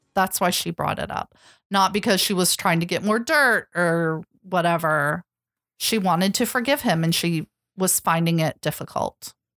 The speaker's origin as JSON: {"language": "English", "country": "United States", "said": "as an American"}